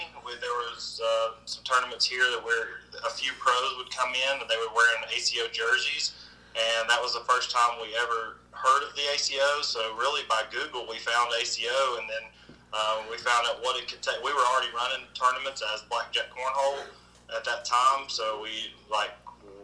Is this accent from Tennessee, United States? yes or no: yes; Tennessee, United States; the state of Tennessee, which is my home state